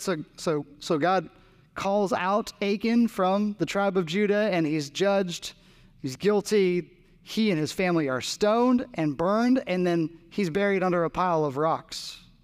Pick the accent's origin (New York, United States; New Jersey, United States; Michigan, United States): New Jersey, United States; now in Raleigh, United States; I grew up in New Jersey